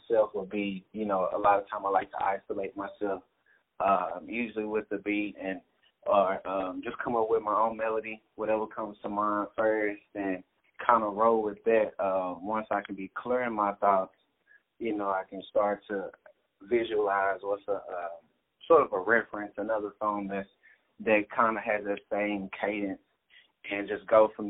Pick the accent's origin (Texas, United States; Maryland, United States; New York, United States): Texas, United States; Dallas; I was born and raised in Dallas, Texas